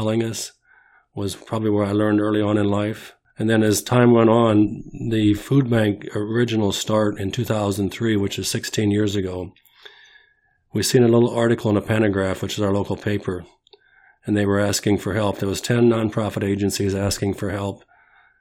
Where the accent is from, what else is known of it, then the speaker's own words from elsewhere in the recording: Bloomington, Illinois, United States; also born or lived in Mackinaw, Illinois; We moved from Mackinac, Illinois to Bloomington, Illinois in 1961.